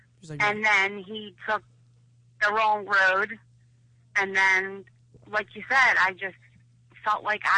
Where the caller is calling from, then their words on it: Philadelphia, Pennsylvania, United States; from Philly.